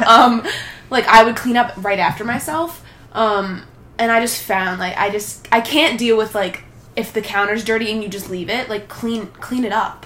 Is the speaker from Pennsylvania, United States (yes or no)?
no; Long Island, New York, United States; I'm from Long Island, New York.